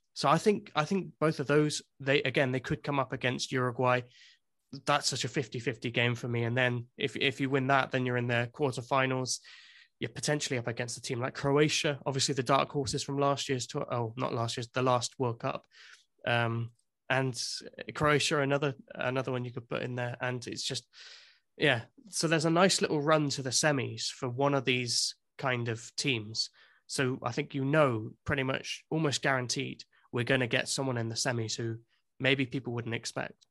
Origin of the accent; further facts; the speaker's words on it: England, United Kingdom; now in Wales, United Kingdom; I'm English, but I do live in Wales